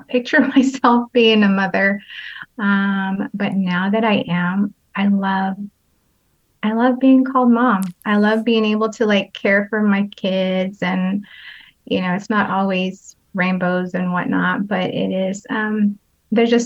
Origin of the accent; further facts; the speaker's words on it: San Jose, California, United States; I'm from San Jose, California